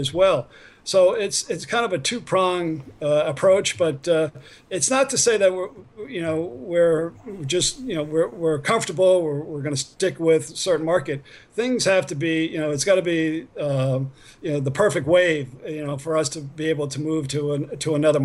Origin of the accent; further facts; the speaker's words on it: New York, United States; I'm an East Coaster. I grew up in New York